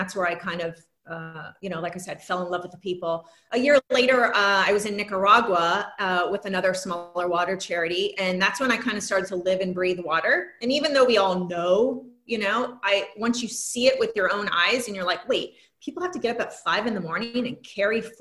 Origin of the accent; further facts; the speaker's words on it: Florida, United States; now in Los Angeles, United States; I grew up in Florida